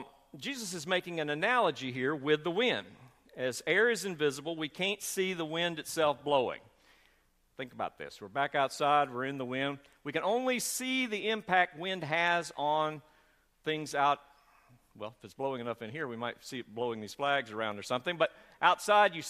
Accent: the South, United States; accent: Southern; we are from the South

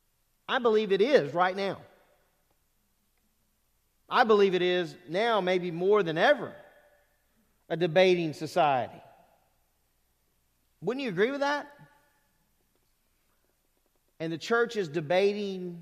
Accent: Lake Charles, Louisiana, United States; moved away; I grew up in Southwest Louisiana, in Lake Charles, Louisiana

